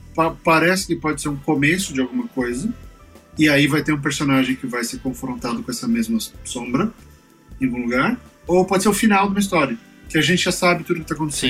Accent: São Paulo, Brazil; eu sou da Zona Leste de São Paulo, eu cresci com enchente.

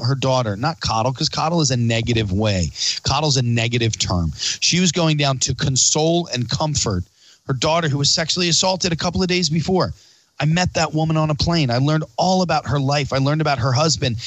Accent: Pennsylvania, United States; Pennsylvania because it's my home state and I love living here

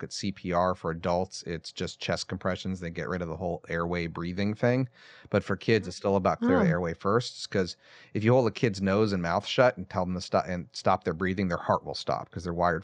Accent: West Coast of the United States, United States; moved away; I'm from the West Coast originally

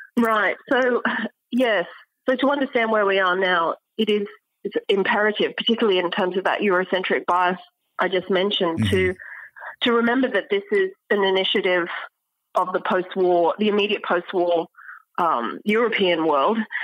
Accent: Australia; moved away as an adult; also born or lived in Cambridge, United Kingdom / Oxford, United Kingdom / New York, United States; now in Stanford, United States; I'm Australian, and uh, I studied in Australia

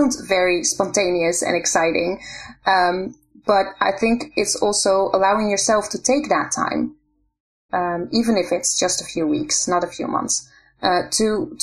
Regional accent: Netherlands; moved away as an adult; now in Israel; I grew up in the Netherlands.

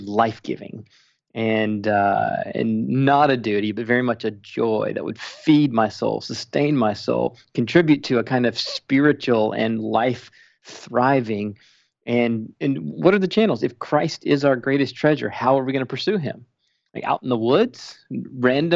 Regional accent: Spartanburg, South Carolina, United States; moved away as an adult; now in Minnesota, United States; I grew up in church in Spartanburg, South Carolina

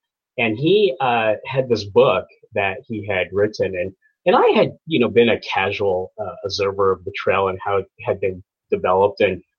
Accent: Kansas, United States; I'm from the Midwest. I'm from Kansas. And so every summer, my family, we would go to Colorado. And so those are the mountains I identify with.

